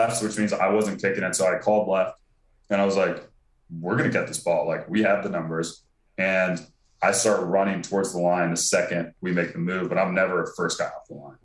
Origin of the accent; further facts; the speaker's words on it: Virginia, United States; I'm from Virginia